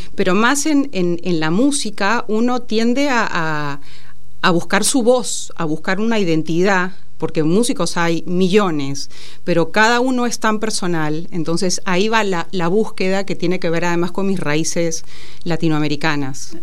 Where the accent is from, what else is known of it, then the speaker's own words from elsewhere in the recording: Peru; moved away as an adult; also born or lived in Lima; now in Argentina; Yo soy peruana y me vine a los 19 años a perfeccionar en música clásica